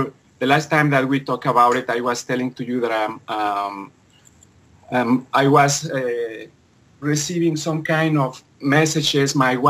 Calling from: Vancouver, British Columbia, Canada; I'm calling from Vancouver, BC, on Canada.

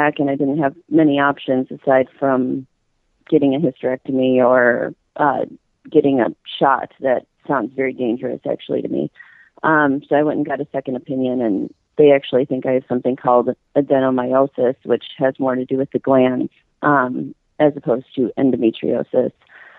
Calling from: Kenosha, Wisconsin, United States; I'm from Kenosha, Wisconsin.

